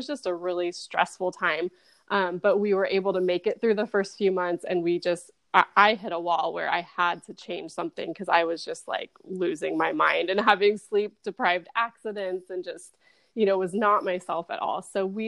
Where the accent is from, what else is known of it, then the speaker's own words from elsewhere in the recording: California, United States; now in San Antonio, United States; So I'm originally from Southern California and have lived all over the country, but we are now in San Antonio, Texas.